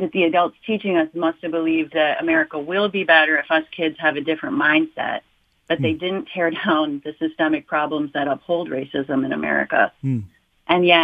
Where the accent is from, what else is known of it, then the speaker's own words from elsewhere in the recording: Melvindale, Michigan, United States; growing up in Metro Detroit and Melvindale